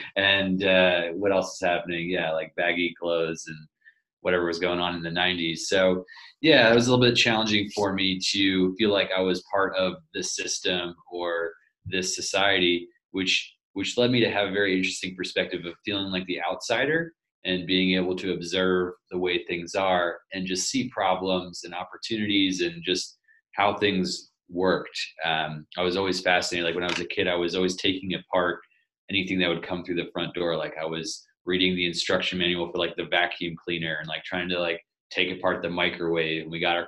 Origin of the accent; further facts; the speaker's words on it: southern Portugal, Portugal; started off living in a in a one-room house in southern Portugal. And I grew up on a farm there